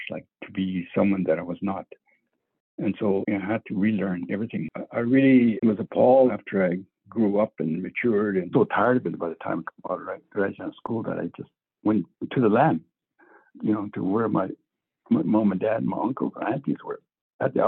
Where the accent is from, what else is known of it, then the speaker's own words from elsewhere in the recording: Tsitsikea First Nation, Northwest Territories, Canada; I am from Tsitsikea First Nation within the Quechua territory. I was born out there in the land with the help of my relatives